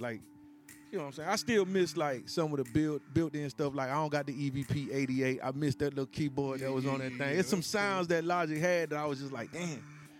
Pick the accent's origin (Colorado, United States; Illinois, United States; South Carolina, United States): South Carolina, United States; moved away; You know, I'm from the country. I came up from South Carolina